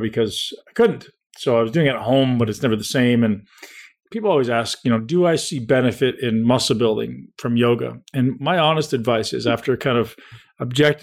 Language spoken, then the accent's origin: English; Toronto, Ontario, Canada; also born or lived in London, Ontario; I grew up in Toronto, which is only 2 hours down the road, completely different.